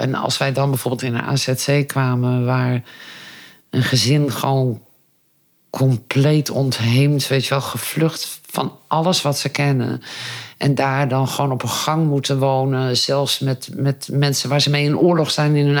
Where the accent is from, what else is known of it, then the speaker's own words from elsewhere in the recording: Friesland, Netherlands; now in Aalten, Netherlands; Ik ben opgegroeid in Friesland